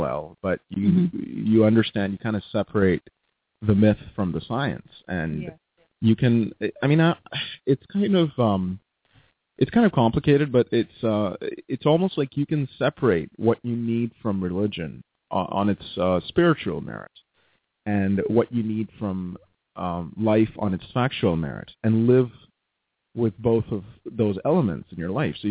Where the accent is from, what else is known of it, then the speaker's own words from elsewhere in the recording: Mumbai, Maharashtra, India; moved away as an adult; now in Abbotsford, Canada; I grew up in Bombay, so Mumbai.